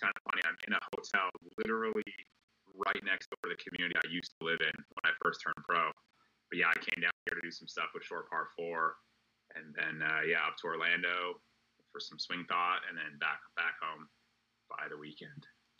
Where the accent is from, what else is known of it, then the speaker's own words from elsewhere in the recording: Canada; moved away as an adult; now in Florida, United States; Yeah, so I'm Canadian.